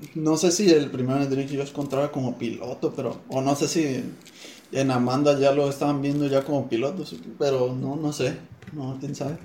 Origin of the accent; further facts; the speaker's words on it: Sonora, Mexico; nosotros por acá, de Sonora, de nuestro charco. Dicen que tenemos nuestro modo de hablar